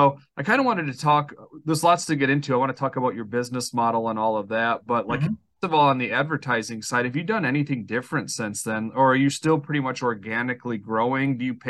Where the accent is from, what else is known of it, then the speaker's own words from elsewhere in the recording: Cadillac, Michigan, United States; Cadillac, Michigan, which is my hometown.